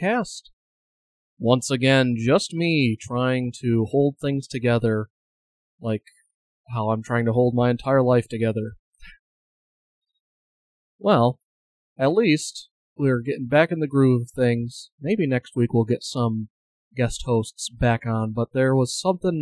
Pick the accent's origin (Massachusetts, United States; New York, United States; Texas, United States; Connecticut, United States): New York, United States; my home state of New York State